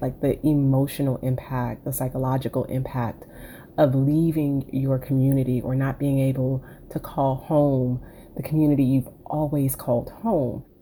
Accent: Miami, Florida, United States; I was born and raised in Miami. 305 till

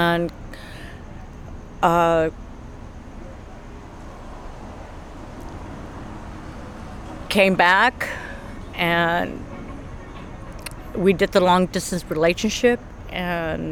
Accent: Texas, United States; moved away as an adult; now in Long Beach, United States; Born and raised in Texas, but I live in Los Angeles, California. Long Beach

